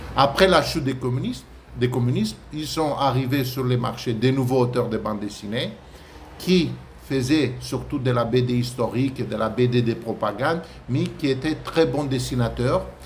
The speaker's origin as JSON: {"language": "French", "town": "Craiova", "region": "Dolj", "country": "Romania", "tie": "born or raised there", "also_born_or_lived": "Bucharest", "second_language": "French", "said": "je suis né à Bucarest en 1964, mais je vis depuis l'âge de 7 ans à Craiova, une ville dans le sud de la Roumanie."}